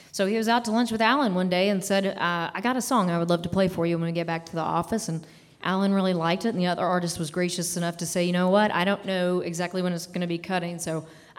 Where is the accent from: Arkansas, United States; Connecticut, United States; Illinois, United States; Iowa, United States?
Arkansas, United States; Little Rock; born there; Oh, excellent. That's where I was born.